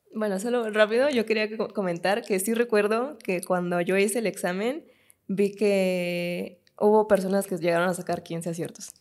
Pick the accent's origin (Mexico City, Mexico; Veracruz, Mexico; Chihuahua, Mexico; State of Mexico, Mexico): State of Mexico, Mexico; Tecámac; tu natal Tecámac